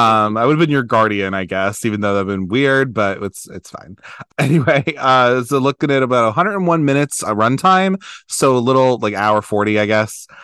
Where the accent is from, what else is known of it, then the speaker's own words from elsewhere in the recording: Maryland, United States; I'm from Maryland